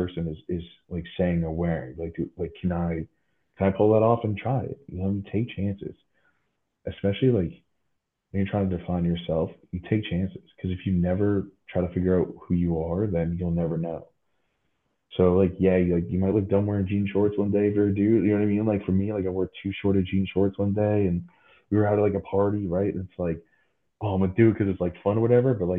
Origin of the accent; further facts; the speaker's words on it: Wrentham, Massachusetts, United States; moved away as an adult; also born or lived in Philadelphia; growing up in New England